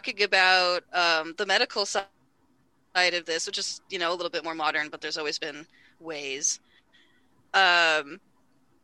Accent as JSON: {"language": "English", "area": "Bay Area", "region": "California", "country": "United States", "tie": "born or raised there", "said": "I grew up in the Bay Area"}